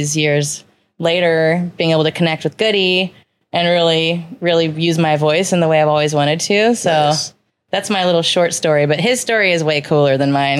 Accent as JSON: {"language": "English", "town": "San Diego", "region": "California", "country": "United States", "tie": "born or raised there", "also_born_or_lived": "San Francisco", "said": "I'm from San Diego, born and raised."}